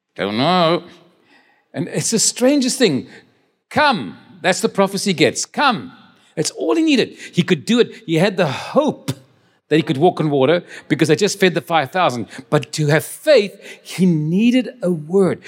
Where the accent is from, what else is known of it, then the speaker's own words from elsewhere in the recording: Cape Town, Western Cape, South Africa; also born or lived in Stellenbosch; I was born in Stellenbosch, but I grew up in the, in the Cape Town.